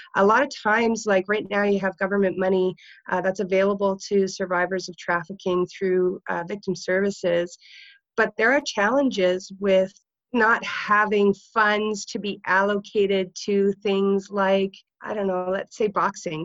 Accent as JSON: {"language": "English", "area": "Niagara region", "region": "Ontario", "country": "Canada", "said": "I worked for the uh, Niagara Sexual Assault Center because I'm from the Niagara region."}